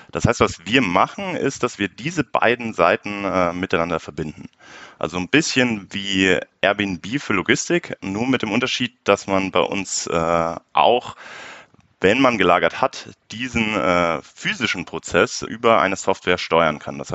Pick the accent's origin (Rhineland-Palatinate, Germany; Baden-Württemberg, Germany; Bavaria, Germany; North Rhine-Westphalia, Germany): Bavaria, Germany; Munich; born there; bin 25 Jahre alt, äh, gebürtiger Münchner, daher kennen wir uns ja auch